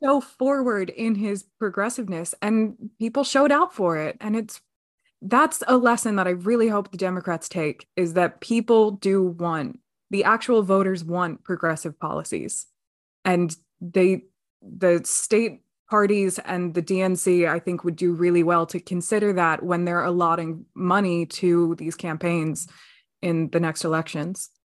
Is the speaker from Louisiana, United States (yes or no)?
no; Pennsylvania, United States; I'm extremely proud to be a Pennsylvanian